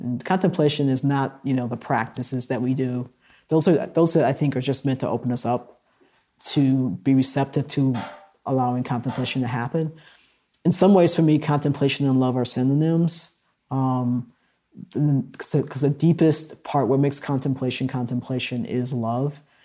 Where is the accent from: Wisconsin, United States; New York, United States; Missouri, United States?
Wisconsin, United States; Milwaukee; in Milwaukee, where I grew up, there were three black radio stations